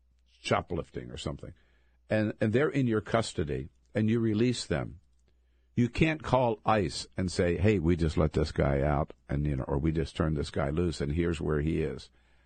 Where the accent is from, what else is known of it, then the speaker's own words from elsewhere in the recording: Delaware, United States; now in California, United States; Coming from California, yeah, I grew up in Delaware, but 30 years in California